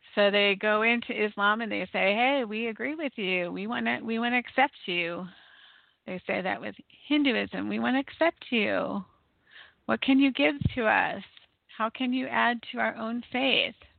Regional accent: United States

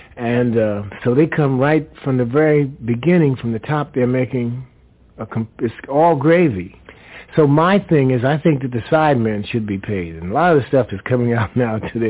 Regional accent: New York City, New York, United States; the way I grew up in New York City

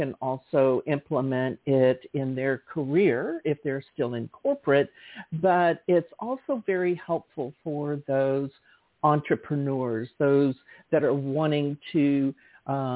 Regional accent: the South, United States; I grew up in the South

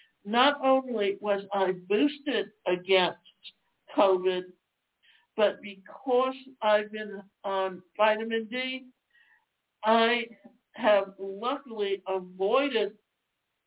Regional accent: Deep South, United States; I grew up in the South, and the South, especially in the Deep South, when it came summer, we almost spent between April and October on the beach.

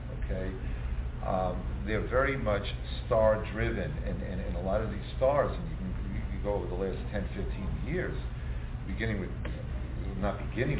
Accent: Long Island, New York, United States; growing up on Long Island

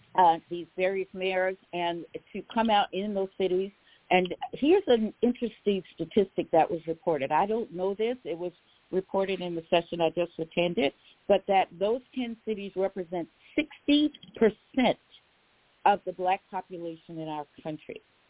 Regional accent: New Orleans, Louisiana, United States; I told you I'm from New Orleans

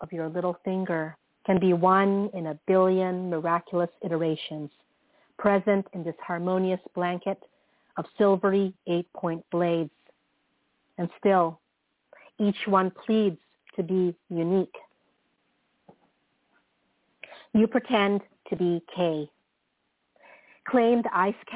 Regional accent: Philippines; now in San Francisco Bay Area, United States; I grew up in the Philippines during those formative years

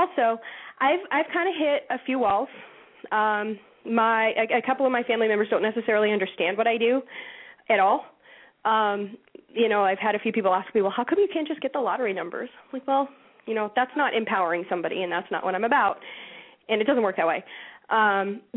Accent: Massachusetts, United States; I'm from Massachusetts.

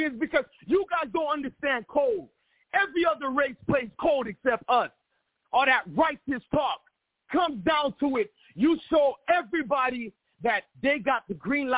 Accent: United States; now in Miami, United States; I am brought here by Haitian parents. I was born and raised in America

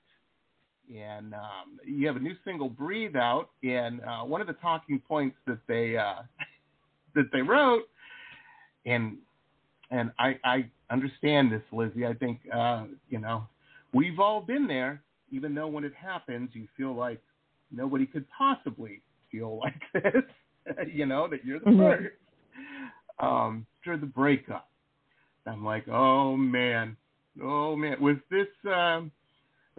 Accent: Detroit, Michigan, United States; moved away; also born or lived in Las Vegas; I grew up in Detroit

